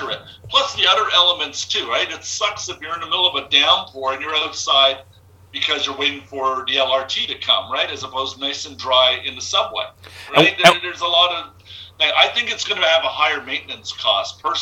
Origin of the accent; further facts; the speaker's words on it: Montreal, Quebec, Canada; now in Toronto, Canada; I'm from Montreal originally, whatever. But so I've moved to Toronto back in 1990s